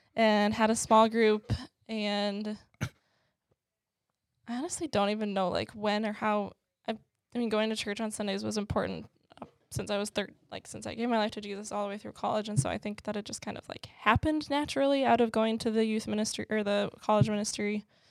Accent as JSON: {"language": "English", "town": "Maple Plain", "region": "Minnesota", "country": "United States", "tie": "born or raised there", "also_born_or_lived": "Georgia", "said": "I moved at about a year old to Minneapolis, or the Minneapolis suburbs. Um, so I grew up there my whole life"}